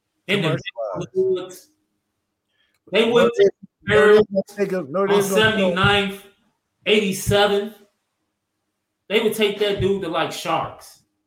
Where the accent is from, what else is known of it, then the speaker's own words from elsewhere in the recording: Chicago, Illinois, United States; I'm from Chicago, and I know about it.